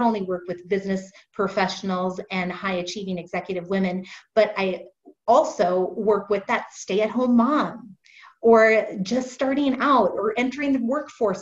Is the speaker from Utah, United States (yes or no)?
no; Fargo, North Dakota, United States; I'm originally from Fargo, North Dakota. I'm sure you haven't met many people from there, but I was born there, raised there